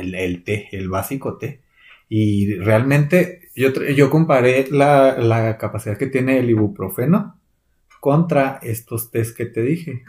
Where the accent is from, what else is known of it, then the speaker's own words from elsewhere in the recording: Chihuahua, Mexico; nosotros somos del estado de Chihuahua. Aquí en el estado se cultiva un chorro la nuez